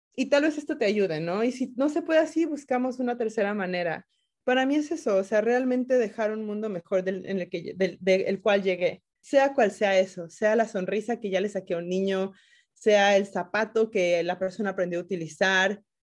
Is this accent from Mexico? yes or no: yes; Mexico; moved away as an adult; now in Washington, United States; En México, por lo menos, yo soy mexicana